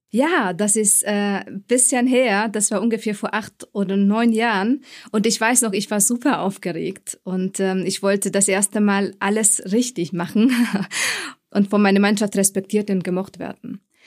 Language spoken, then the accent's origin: German; Munich, Bavaria, Germany; moved away as an adult; also born or lived in Frankfurt; Ich komme ursprünglich aus München oder ich habe mein Studium hier absolviert an der TUM